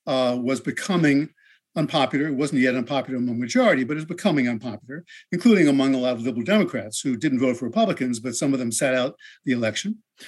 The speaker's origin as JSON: {"language": "English", "town": "Englewood", "region": "New Jersey", "country": "United States", "tie": "born or raised there", "said": "on the streets of my hometown, Englewood, New Jersey, which is just a short bus ride from the George Washington Bridge next to New York City. And my parents were devout liberal Democrats, like lots of Jews from New"}